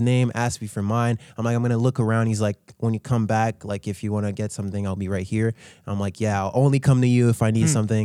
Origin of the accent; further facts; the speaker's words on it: Haiti; moved away; I told them I was from Haiti